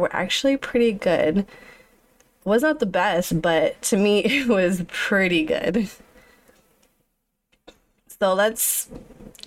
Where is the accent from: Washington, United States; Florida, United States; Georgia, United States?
Florida, United States; Orlando; I was born May 1st in Orlando, Florida.